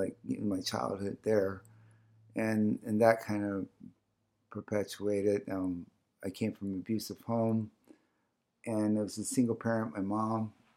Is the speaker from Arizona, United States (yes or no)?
yes; Salt River, Arizona, United States; first language O'odham; English is a second language; also born or lived in Sacaton, Gila River, Arizona; I was actually born in Sakuton on the Gila River. And, um, but I was, but I grew up in Sal's.